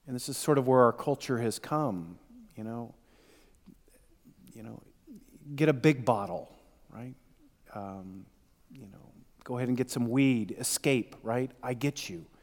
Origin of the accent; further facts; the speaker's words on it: Ireland; And though I'm Irish and I tend to think too much along the way